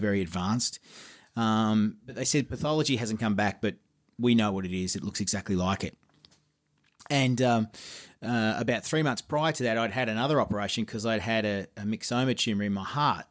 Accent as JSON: {"language": "English", "town": "Geelong", "region": "Victoria", "country": "Australia", "tie": "born or raised there", "said": "my hometown of Geelong."}